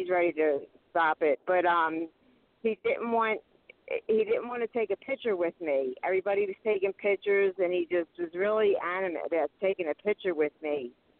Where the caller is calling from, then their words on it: Pennsylvania, United States; from Pennsylvania.